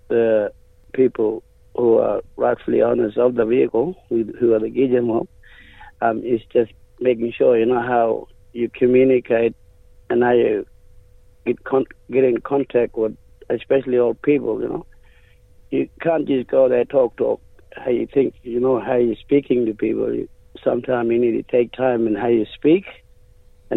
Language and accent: English; Warmun, Western Australia, Australia; where I come from, we come from Woman, Turkey Creek, and us Murong people